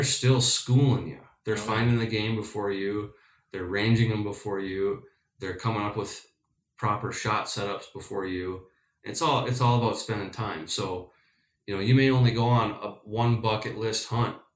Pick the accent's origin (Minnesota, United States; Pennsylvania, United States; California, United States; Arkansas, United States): Minnesota, United States; I'm from Minnesota